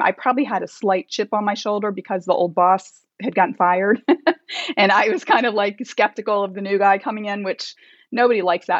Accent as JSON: {"language": "English", "region": "Delaware", "country": "United States", "tie": "born or raised there", "also_born_or_lived": "Virginia / North Carolina", "moved": "as an adult", "lives_now": "Chicago, United States", "said": "I grew up in Delaware"}